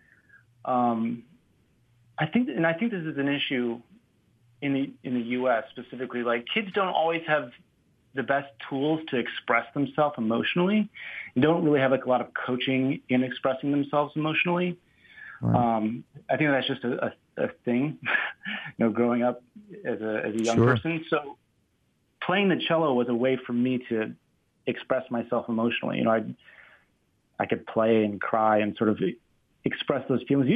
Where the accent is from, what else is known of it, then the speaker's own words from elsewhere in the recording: Northwest Indiana, United States; also born or lived in Maryland; now in Oakland, United States; I grew up in Indiana. Originally, my family lived in Maryland, and when I was younger, we moved to the Northwest Indiana area just outside of Chicago